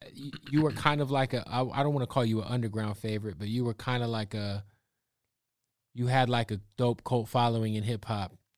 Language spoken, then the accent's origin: English; Phoenix, Arizona, United States; now in California, United States; I'm from Phoenix